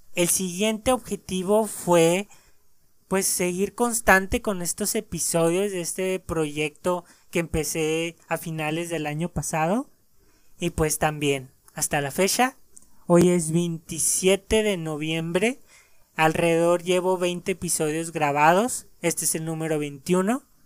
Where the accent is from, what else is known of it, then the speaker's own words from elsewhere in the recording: Mexico; en mi país